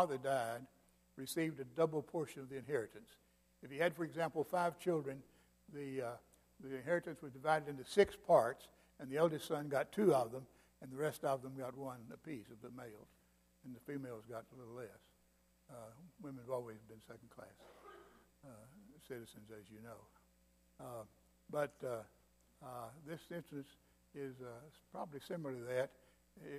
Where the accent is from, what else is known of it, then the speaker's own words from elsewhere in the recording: Mississippi, United States; also born or lived in Vicksburg, Mississippi / Kosciusko, Mississippi / Florence; now in Alabama, United States; I'm from Mississippi.